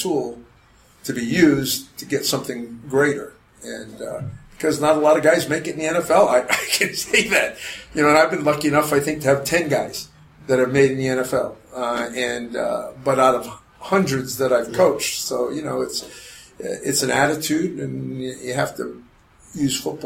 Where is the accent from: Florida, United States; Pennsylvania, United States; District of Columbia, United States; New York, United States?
Pennsylvania, United States; Bethlehem; moved away as an adult; now in Casa Grande, United States; I grew up in Bethlehem, Pennsylvania